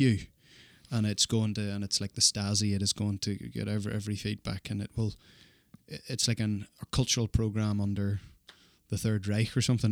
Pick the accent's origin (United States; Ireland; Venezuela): Ireland; now in Australia; as an Irish person